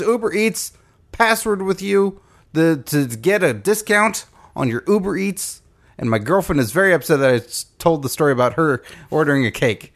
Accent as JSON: {"language": "English", "region": "Texas", "country": "United States", "said": "I'm from Texas"}